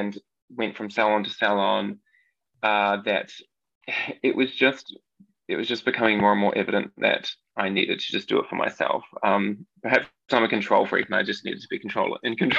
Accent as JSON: {"language": "English", "country": "New Zealand", "tie": "born or raised there", "accent": "New Zealand", "moved": "yes", "said": "I'm from New Zealand. I grew up on kind of just the middle of nowhere-ish, I suppose. It's a little country area, sheep farm"}